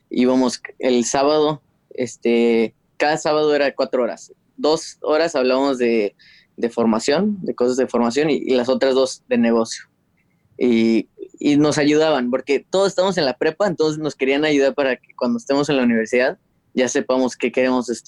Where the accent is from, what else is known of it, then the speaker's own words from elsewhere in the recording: Houston, Texas, United States; also born or lived in Guadalajara; nací en Guadalajara este, en el 94 y en el 2001 mi familia se mudó a Houston y ahorita es donde estamos viviendo.